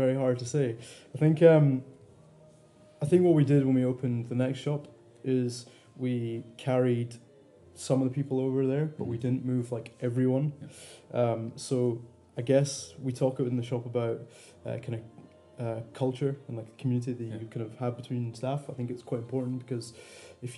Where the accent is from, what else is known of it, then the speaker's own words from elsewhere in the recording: the Cairngorms, Scotland, United Kingdom; now in Edinburgh, United Kingdom; I was coming from the Cairngorms